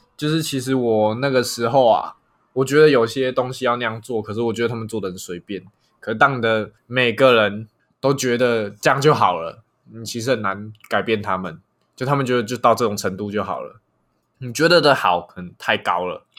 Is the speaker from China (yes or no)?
no; Taiwan; 我们台湾人